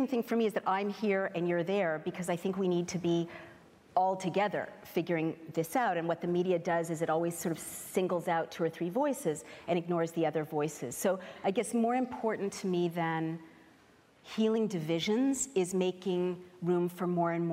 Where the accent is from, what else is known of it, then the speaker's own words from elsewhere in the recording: San Francisco, California, United States; moved away; I grew up in San Francisco in a place where everybody was every gender all at once